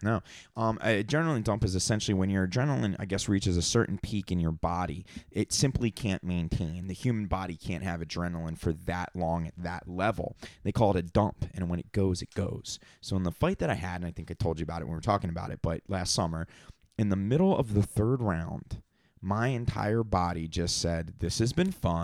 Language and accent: English; Atlantic City, New Jersey, United States; when I was a little kid and growing up in Atlantic City, going to fights